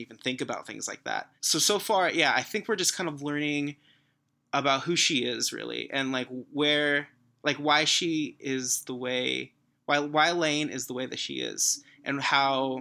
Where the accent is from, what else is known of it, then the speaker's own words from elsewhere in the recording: Fresno, California, United States; you're growing up in Fresno